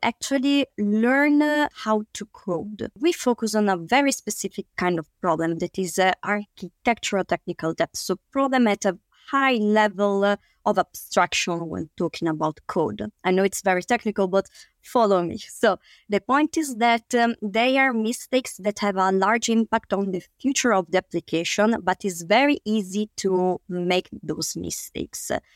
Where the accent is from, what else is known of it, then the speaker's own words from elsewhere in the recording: Italy; we, we come from Italy